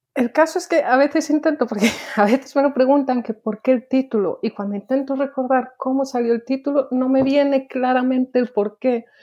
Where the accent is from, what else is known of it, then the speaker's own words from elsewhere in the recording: Lugo, Galicia, Spain; moved away as an adult; also born or lived in Valladolid / Mallorca; now in Sweden; vengo de Lugo, bueno, de Valladolid, pero me crié en Lugo